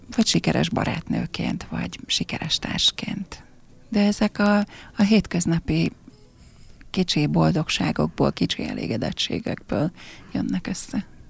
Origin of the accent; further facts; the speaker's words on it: Cece, Fejér, Hungary; also born or lived in Székesfehérvár; now in Pákozd, Hungary; cecei vagyok, cecei is maradok, tehát ez, ez, ez státusz